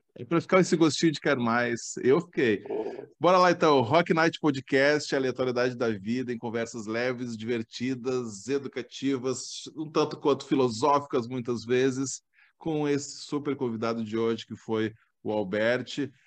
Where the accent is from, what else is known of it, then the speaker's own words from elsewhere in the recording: Ijuí, Rio Grande do Sul, Brazil; Eu sou natural de Juí